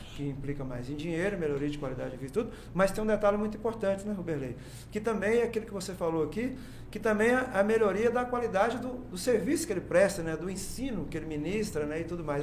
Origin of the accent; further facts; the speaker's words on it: Cajuri, Minas Gerais, Brazil; now in Jataí, Brazil; eu, sou de Minas, né? Sou mineiro. Né? Sou de um lugar chamado Cajuri.